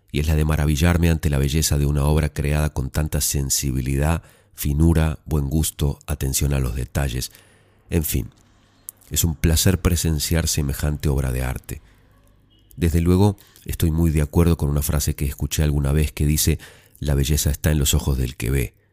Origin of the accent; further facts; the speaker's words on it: Pasto, Nariño, Colombia; now in Medellín, Colombia; Verás, soy de una ciudad pequeña, Pasto, pero vivo en Medellín. Hace poco me fui de vacaciones a mi ciudad natal